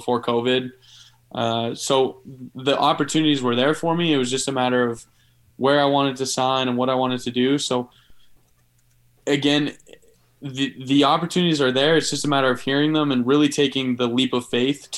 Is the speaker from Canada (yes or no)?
yes; Canada; moved away as an adult; That was always my goal as a Canadian quarterback growing up.